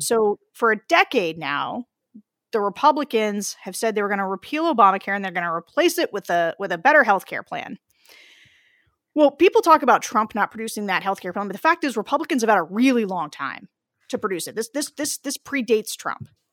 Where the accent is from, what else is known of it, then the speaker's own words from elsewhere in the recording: Pennsylvania, United States; I am from Pennsylvania